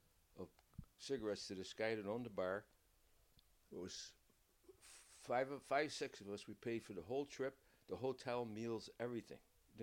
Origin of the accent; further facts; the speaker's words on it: Syracuse, New York, United States; we're all from the Syracuse.